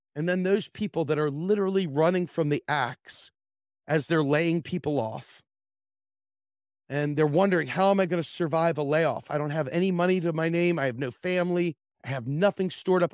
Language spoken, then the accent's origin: English; Washington, District of Columbia, United States; I grew up in the Washington, D C area